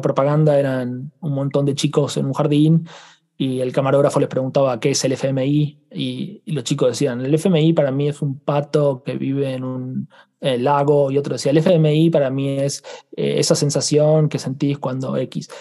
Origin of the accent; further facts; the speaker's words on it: Argentina; yo vengo de Argentina